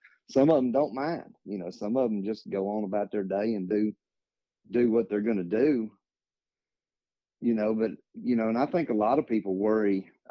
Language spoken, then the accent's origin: English; Lawrenceburg, Tennessee, United States; I'm from Lawrenceburg, Tennessee